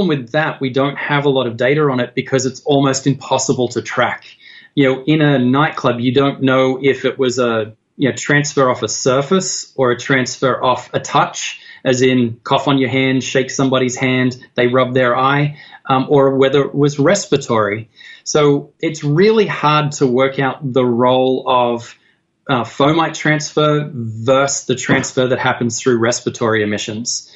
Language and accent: English; Australia; now in United States; I'm not an American. I'm from Australia